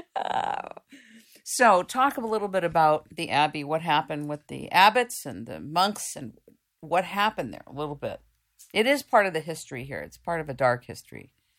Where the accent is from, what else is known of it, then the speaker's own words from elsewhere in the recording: United States; I'm from the United States